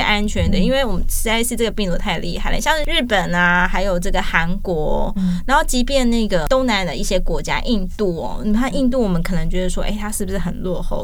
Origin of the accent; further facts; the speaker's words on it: Taiwan; 我们是台湾人